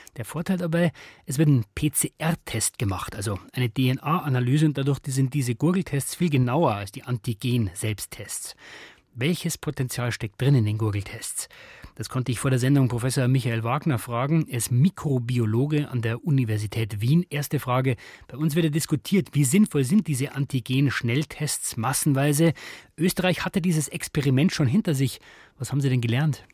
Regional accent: Germany

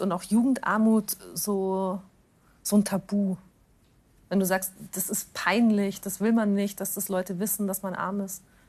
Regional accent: Augsburg, Bavaria, Germany; moved away; meine Heimatstadt nach Augsburg

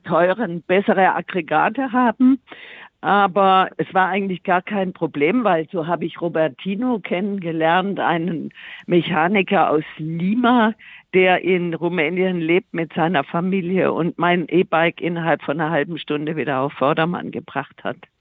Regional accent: Tuttlingen, Baden-Württemberg, Germany; ich komme ja aus Süddeutschland, bin in Tuttlingen geboren

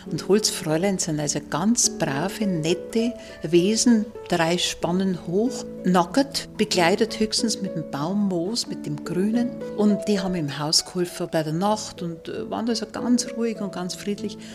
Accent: Bavaria, Germany; accent: Upper Palatinate; unser Dialekt ist kreislich und der ist Bautzert und die Ballen und so. Und dabei finde ich, es ist der Oberpfälzer Dialekt sowas von schön, sowas von vokalreich.

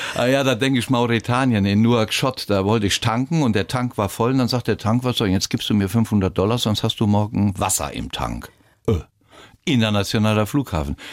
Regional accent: Rhineland-Palatinate, Germany; mich ausbilden lassen in meiner Heimat in Rheinland-Pfalz zum Piloten

